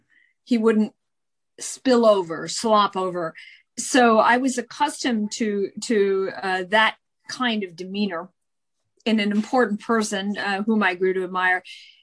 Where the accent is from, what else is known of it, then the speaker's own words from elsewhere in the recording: Midwest, United States; I'm also from the Midwest. So I've met a lot of Midwesterners like that as well.